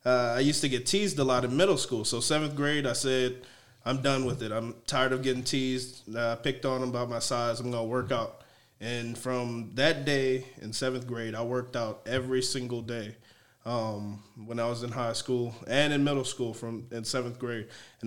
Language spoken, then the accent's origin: English; San Antonio, Texas, United States; also born or lived in New Orleans, Louisiana; Okay, well, I'm from New Orleans originally. I moved to San Antonio after Hurricane Katrina